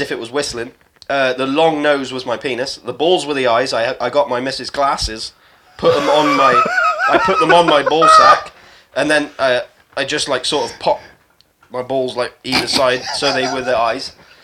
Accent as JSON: {"language": "English", "country": "United Kingdom", "said": "Of course I'm fucking British"}